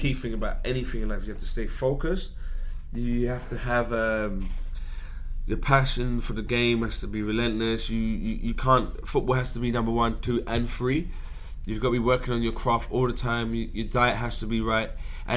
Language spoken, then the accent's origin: English; England, United Kingdom; I'm an English guy